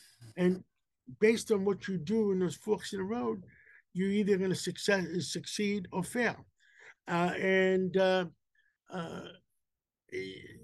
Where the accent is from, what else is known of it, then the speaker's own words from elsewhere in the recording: New York City, New York, United States; first language Greek; English is a second language; we grew up in Harlem.